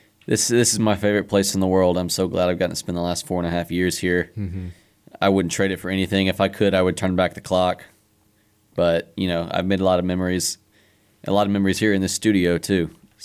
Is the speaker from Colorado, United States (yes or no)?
no; Huntsville, Alabama, United States; the Trash Pandas are my hometown minor league baseball team.